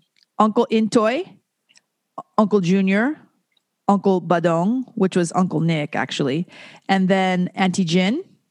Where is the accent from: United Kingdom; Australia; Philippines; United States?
Philippines; we're from the Philippines, and our grandfather fought in the American Army in Korean War and World War II. And so growing up in a family of 11 was crazy.